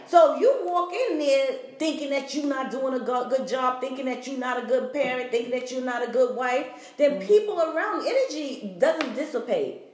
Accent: New York, United States; I'm from New York.

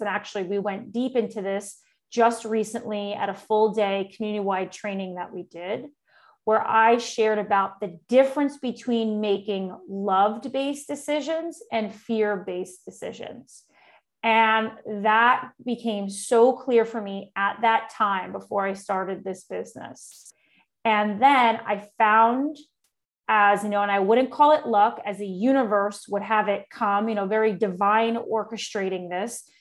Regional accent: New York City, New York, United States; moved away as an adult; now in Austin, United States; I'm originally from New York City, and I've been uh, in Austin, Texas now for almost, oh my gosh, seven years now

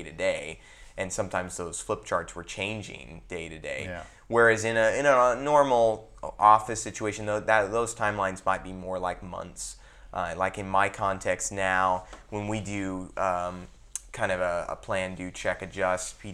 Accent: United States; I'm American

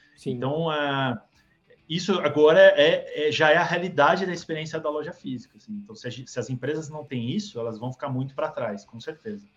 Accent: Santos, São Paulo, Brazil; Eu vim de Santos, Lucas, é, nasci lá

